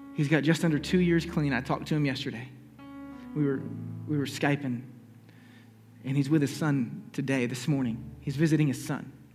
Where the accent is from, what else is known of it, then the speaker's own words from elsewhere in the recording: Charleston, South Carolina, United States; I'm just from Charleston, South Carolina